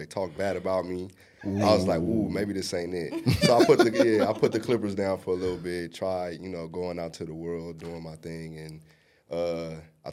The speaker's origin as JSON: {"language": "English", "town": "Los Angeles", "region": "California", "country": "United States", "tie": "born or raised there", "also_born_or_lived": "Inglewood, California", "said": "I'm born and raised from here, from an area called Watts"}